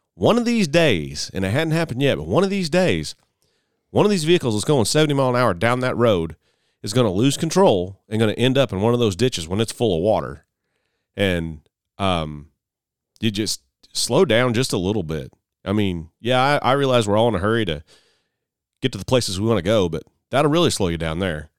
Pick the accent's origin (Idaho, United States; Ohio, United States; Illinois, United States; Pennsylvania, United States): Illinois, United States; Mount Carmel; my hometown of Mount Carmel, Illinois